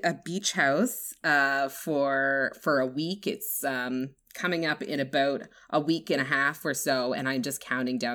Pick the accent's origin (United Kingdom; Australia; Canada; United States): Canada; East Coast of Canada, Atlantic Canada; It's very East Coast, which is where I'm from.